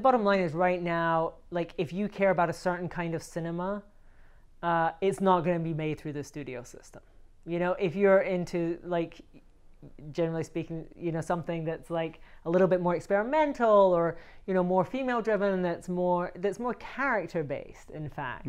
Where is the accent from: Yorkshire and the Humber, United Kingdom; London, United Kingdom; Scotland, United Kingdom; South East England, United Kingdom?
Scotland, United Kingdom; also born or lived in Barcelona, Spain; now in Los Angeles, United States; I moved here from Barcelona, Spain, and I'm from Scotland